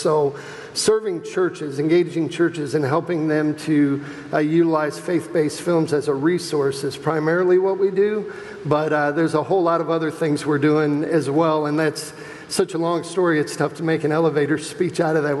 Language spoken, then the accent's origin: English; Clinton, Iowa, United States; I was born in Clinton, Iowa. In Iowa, and my parents actually adopted me at birth.